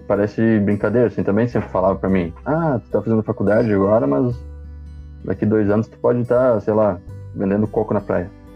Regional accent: Passo Fundo, Rio Grande do Sul, Brazil; sou aqui de Passo Fundo, Rio Grande do Sul

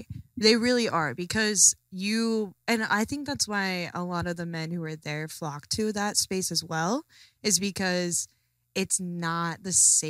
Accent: Utah, United States; I am from Utah.

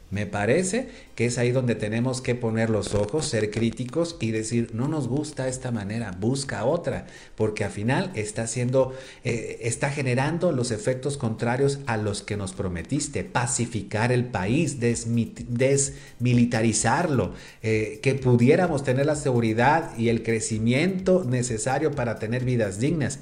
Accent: Sinaloa, Mexico; now in Puebla, Mexico; Yo recuerdo de niño, siendo sinaloense

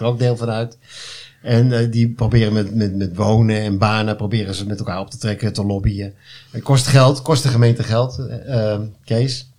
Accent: Hilversum, North Holland, Netherlands; now in Flevoland, Netherlands; woon daar met veel plezier, maar ja, ik kom thuis in Hilversum, daar ben ik geboren

